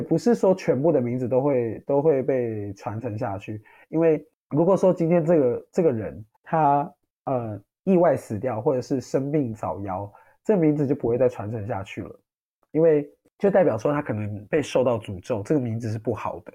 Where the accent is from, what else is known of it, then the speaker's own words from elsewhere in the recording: Taitung County, Taiwan; moved away as an adult; now in Iowa, United States; 我是从台东，从台东某个部落长大的布农族